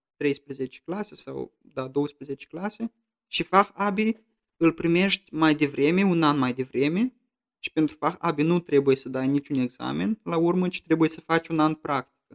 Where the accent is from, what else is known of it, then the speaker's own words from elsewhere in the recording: Romania; now in Hesse, Germany; eu sunt în Hessen, în Hesa, eu sunt român